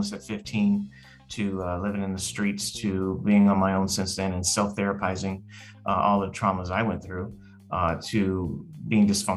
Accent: Los Angeles, California, United States; I grew up in Hollywood, California, around a lot of celebrities

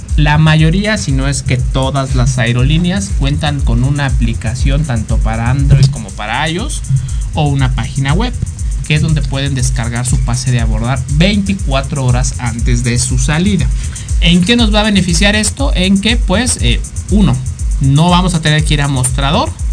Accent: Mexico; nosotros como mexicanos

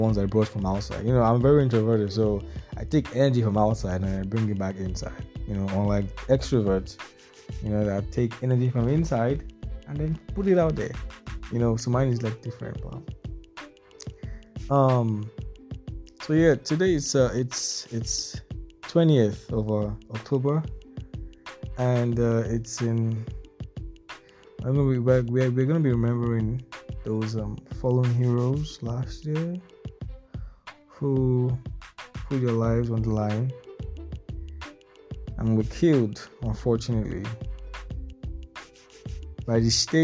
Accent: Nigeria; as a Nigerian

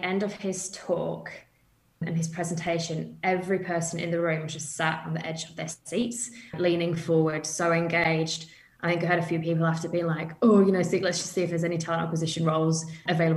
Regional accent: United Kingdom; moved away as an adult; as you can tell from my accent, I'm from the UK. So I've kind of moved to the other side of the world. I did that 8 years ago now.

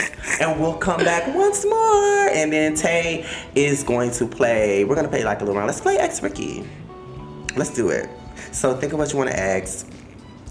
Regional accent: Miami, Florida, United States; accent: Miami accent

